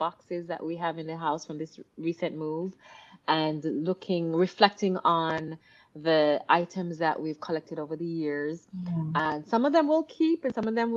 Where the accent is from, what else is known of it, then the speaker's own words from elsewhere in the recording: Jamaica; moved away; also born or lived in Miami; growing up in Jamaica, coming to Miami, from Miami, joining the Air Force